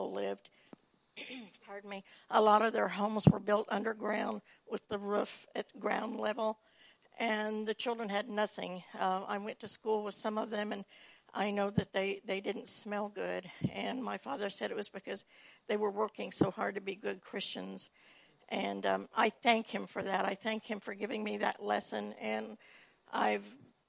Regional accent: Illinois, United States; I grew up in the Baptist Church in Illinois

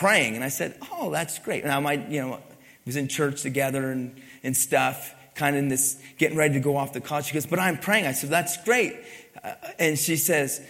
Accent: Pennsylvania, United States; now in Utah, United States; I grew up in Pennsylvania

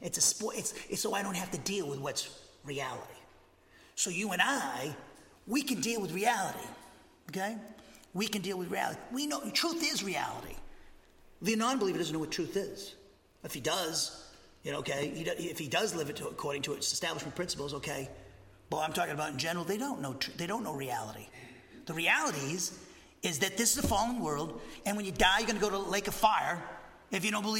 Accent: Massachusetts, United States; now in Huntsville, United States; I come from Massachusetts, I'm a New Englander

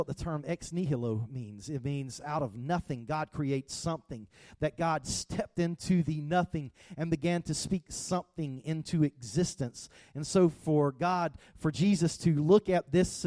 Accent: the South, United States; I grew up in the South

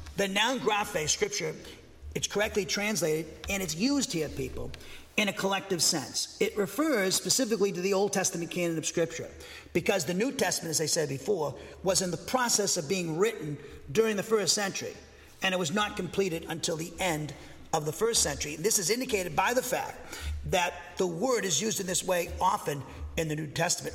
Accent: Massachusetts, United States; I grew up in Massachusetts

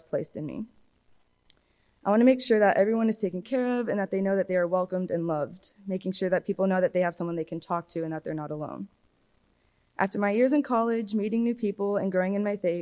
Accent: Hereford, Texas, United States; also born or lived in Waco, Texas; I grew up in Hereford, Texas, up until my sophomore year when I moved to Waco

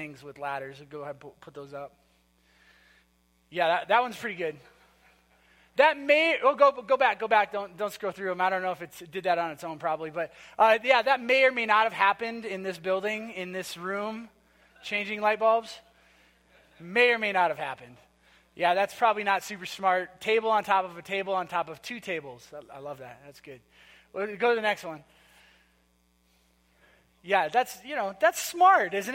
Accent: Minnesota, United States; moved away; we were from Minnesota. And so we got married in a tiny little town in Minnesota

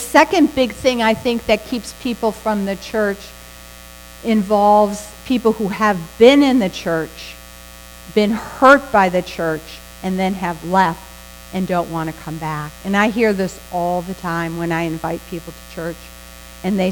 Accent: Western New York, United States; moved away; when I grew up in Western New York

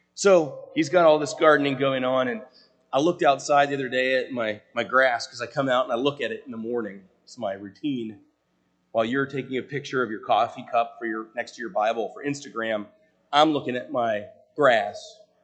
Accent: the South, United States; now in Pennsylvania, United States; I'm from the South

